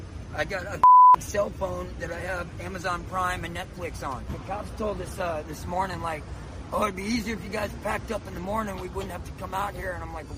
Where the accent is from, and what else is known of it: United States; moved away as an adult; also born or lived in Texas; now in San Francisco, United States